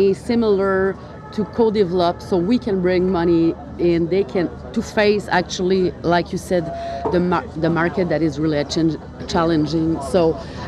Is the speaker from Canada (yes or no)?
yes; Quebec, Canada; in Quebec in particular, we're lucky because most of people are French Canadian. Mm-hmm. And we are very close to our culture.